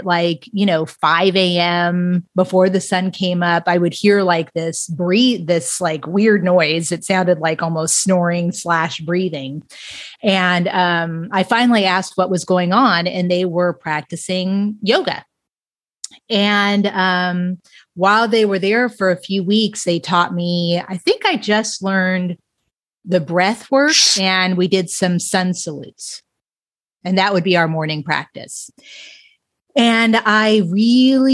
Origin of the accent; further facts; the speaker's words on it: Los Angeles, California, United States; also born or lived in San Bernardino Mountains; I grew up in Los Angeles